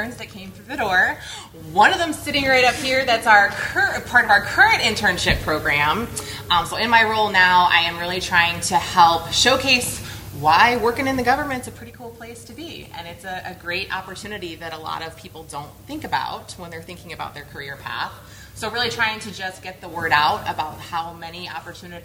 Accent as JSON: {"language": "English", "region": "New York", "country": "United States", "moved": "as an adult", "lives_now": "Atlanta, United States", "said": "I'm originally from New York. Now I live outside of Atlanta."}